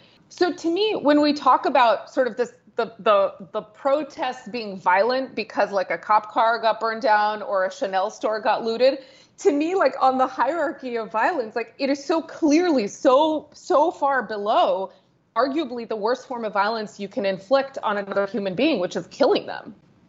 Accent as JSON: {"language": "English", "country": "United States", "accent": "American", "said": "I'm American, as you might be able to tell by my accent"}